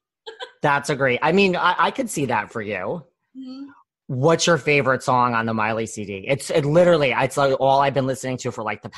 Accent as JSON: {"language": "English", "town": "New York City", "region": "New York", "country": "United States", "said": "I'm from New York City. I mean, but I have traveled all over"}